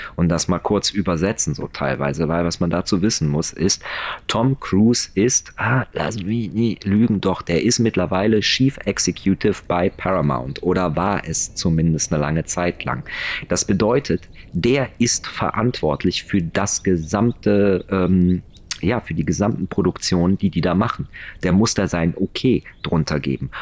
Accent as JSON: {"language": "German", "country": "Germany", "said": "bei uns in Deutschland"}